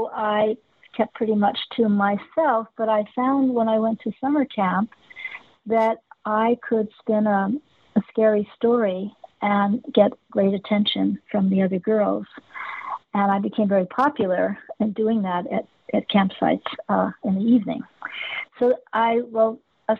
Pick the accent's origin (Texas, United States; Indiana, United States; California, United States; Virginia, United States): California, United States; Los Angeles; I grew up in Hollywood